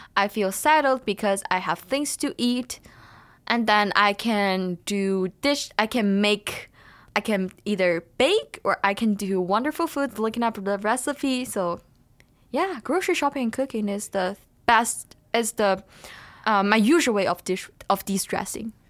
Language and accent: English; China; now in Thunder Bay, Canada; I come from China